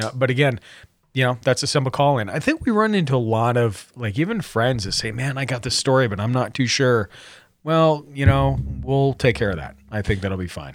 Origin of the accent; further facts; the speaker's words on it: Montana, United States; I'm from Montana